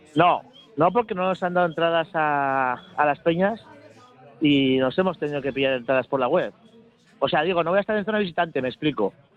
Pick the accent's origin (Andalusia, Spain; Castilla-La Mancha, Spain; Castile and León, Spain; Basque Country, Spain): Basque Country, Spain; Bilbao; moved away as an adult; now in Valencia, Spain; yo soy de Bilbao, pero llevo aquí viviendo 10 años